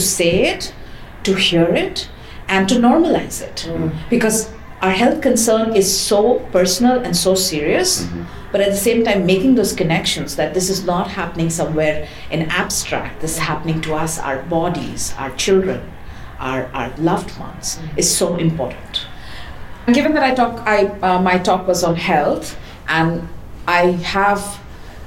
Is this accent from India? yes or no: yes; India; I come from the Global South. I come from India